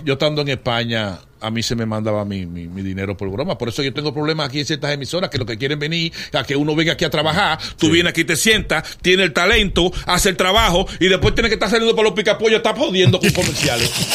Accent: Dominican Republic; moved away as an adult; also born or lived in New York, United States; Yo me fui para Nueva York en el 81 y cuando tú llegas allí muy joven en los Estados Unidos y sin familia, y con responsabilidades aquí en República Dominicana

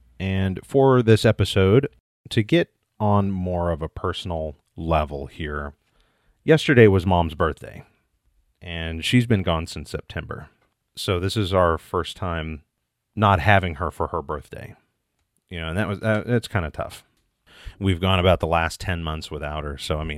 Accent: Midwest, United States; born there; I was born in 1979 in the Midwest and adopted 8 days later.

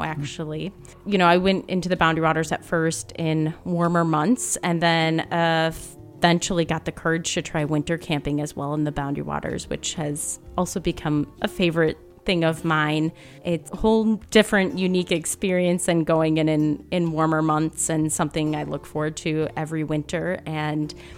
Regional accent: Minneapolis, Minnesota, United States; moved away as an adult; now in Grand Marais, United States; I grew up in Minneapolis, so grew up in the city

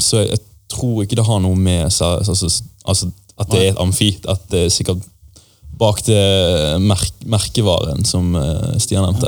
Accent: Bergen, Vestland, Norway; jeg vokste opp i et eh, mindre område, som het Skjold, eh, som ligger ganske nærmt Lagunen storsenter

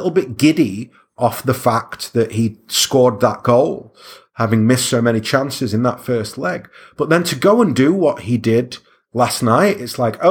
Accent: Stockport, North West England, United Kingdom; I'm from Stockport

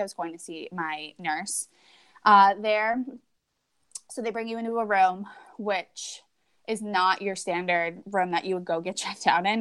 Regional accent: New Hampshire, United States; moved away as an adult; we moved back to New Hampshire in 2015. We're both originally from here. Um, we lived in, we live right now in my hometown. So I was born and raised here.

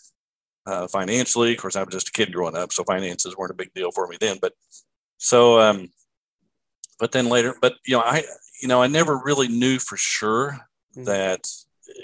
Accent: Lexington, Kentucky, United States; raised here in Lexington, Kentucky, where I live now

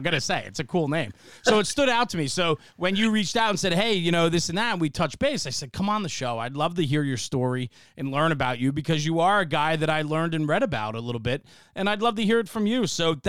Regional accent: Bergen County, New Jersey, United States; growing up in New Jersey, it's a small place, right? And, you know, and then break it down by county. We're Bergen County guys, and that's where you got your roots started.

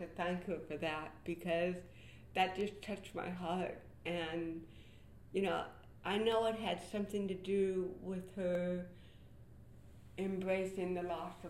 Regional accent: Buffalo, New York, United States; I was born in Buffalo, New York.

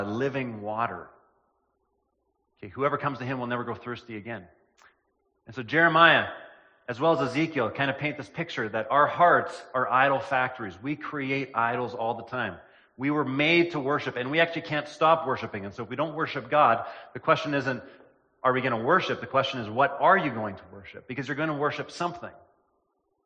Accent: Killarney, Manitoba, Canada; also born or lived in Lena, Manitoba; I spent the latter part of my childhood in Killarney, Manitoba, which is a small town in southern Manitoba.

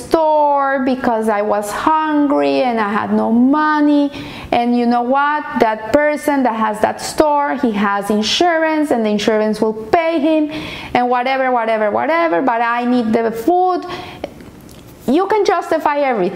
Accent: Colombia; moved away; I'm a Colombian, and I grew up in Colombia in the times of terrorism, of kidnapping

